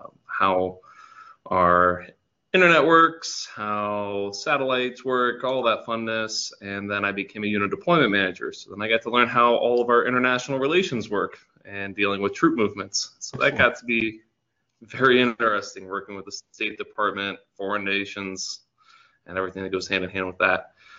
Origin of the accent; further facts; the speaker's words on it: Ohio, United States; I grew up in Ohio, and then I joined the Air Force when I was 19.